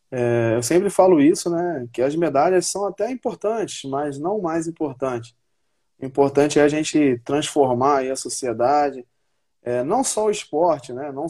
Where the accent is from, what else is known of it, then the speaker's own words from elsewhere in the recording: Paraíba, Brazil; also born or lived in Complexo do Alemão, Rio de Janeiro; Então, eu vim do complexo do alemão, é, depois que eu vim da Paraíba, eu morei alguns anos no Complexo do Alemão e eu vi essa realidade, né?